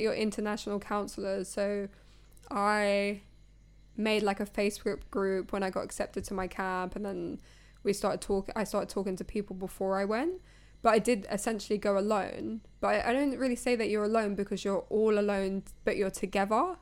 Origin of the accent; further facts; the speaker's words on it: United Kingdom; as British people